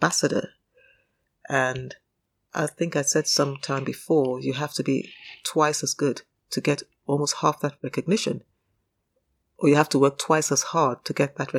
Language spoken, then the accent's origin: English; Nigeria; moved away as an adult; now in United Kingdom; I grew up in Nigeria. Remember, I spent my formative years in Nigeria, although I was born in the UK.